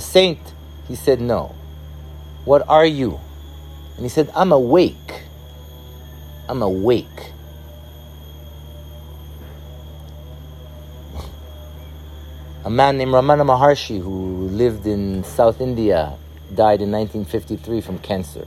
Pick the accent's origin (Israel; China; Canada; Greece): Israel; moved away; I was born in Israel